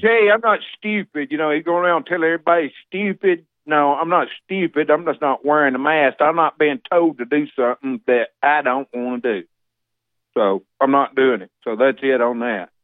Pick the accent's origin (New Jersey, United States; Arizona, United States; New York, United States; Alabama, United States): Alabama, United States; now in Tennessee, United States; I was born and raised in Alabama.